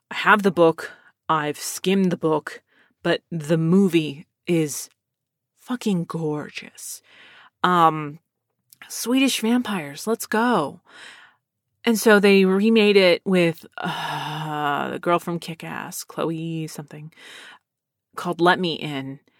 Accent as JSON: {"language": "English", "region": "Pennsylvania", "country": "United States", "also_born_or_lived": "Texas", "said": "I'm originally from Pennsylvania, and my brother is from California, but both of our parents are from Texas and gotta love that military brat life. But uh, to this day, I've lived in Texas most of my life."}